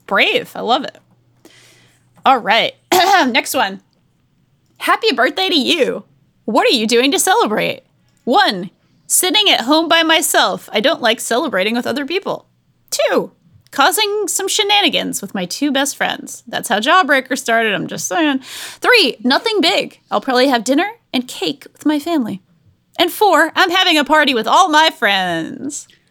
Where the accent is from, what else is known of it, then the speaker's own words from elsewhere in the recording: Rhode Island, United States; I'm from Rhode Island.